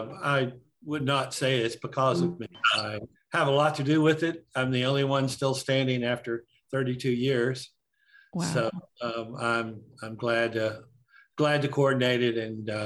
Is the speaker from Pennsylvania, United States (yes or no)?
no; Romney, West Virginia, United States; here in my hometown in West Virginia, where the West Virginia School for the Blind is.